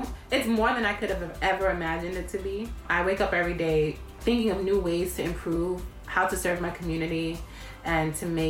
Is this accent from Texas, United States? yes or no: no; New York City, New York, United States; I am from the Bronx.